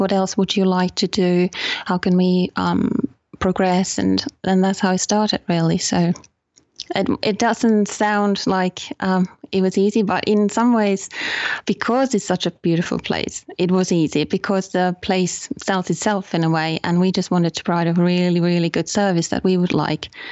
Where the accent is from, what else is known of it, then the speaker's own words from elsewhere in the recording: Finland; also born or lived in United Kingdom; now in Guilin, China; I'm from Finland.